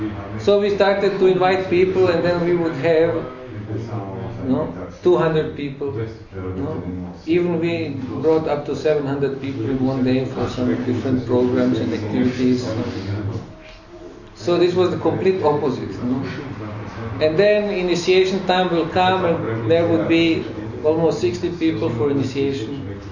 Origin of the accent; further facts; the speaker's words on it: Berlin, Germany; You see, I came from Berlin, I lived in Berlin several years, so for us we always wanted to preach.